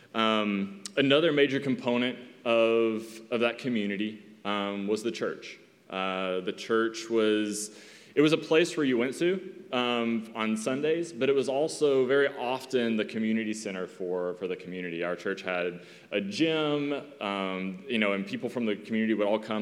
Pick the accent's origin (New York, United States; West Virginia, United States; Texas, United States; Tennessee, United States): Tennessee, United States; East; moved away as an adult; my hometown in Tennessee